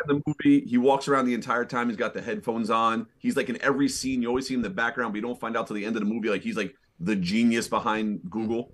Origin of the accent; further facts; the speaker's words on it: New York City, New York, United States; moved away as an adult; now in Hudson Valley, United States; I'm originally born and raised in Manhattan. I was a New York City kid